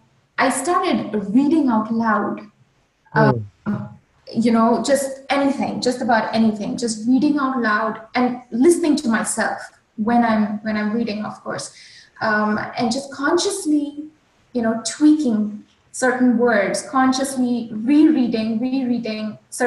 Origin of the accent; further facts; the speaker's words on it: India; accent: Indian; English is a second language; Another thing that I worked on was neutralizing my accent. So if you hear an Indian, if you hear a native Indian speaker, it's a very heavy accent.